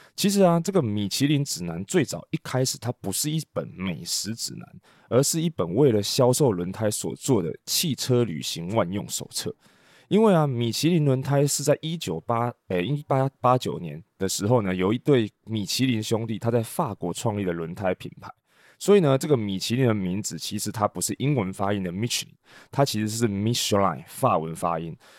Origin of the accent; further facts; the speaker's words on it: Taiwan; 我们台湾人习惯台湾话讲秋楼